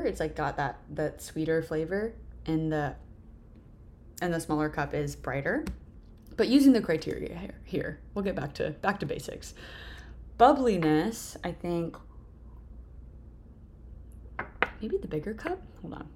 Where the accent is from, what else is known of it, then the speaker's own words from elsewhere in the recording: Texas, United States; I grew up in Texas